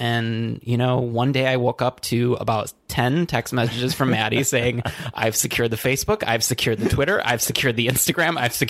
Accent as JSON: {"language": "English", "town": "Traverse City", "region": "Michigan", "country": "United States", "moved": "yes", "lives_now": "Chicago, United States", "said": "I am from Traverse City, Michigan, and it is the cherry capital of the U.S."}